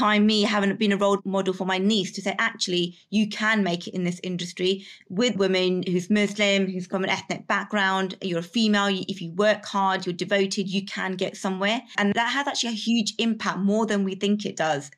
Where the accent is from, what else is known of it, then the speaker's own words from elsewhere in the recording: United Kingdom; I'm very British in terms of my upbringing, but also I still have my heritage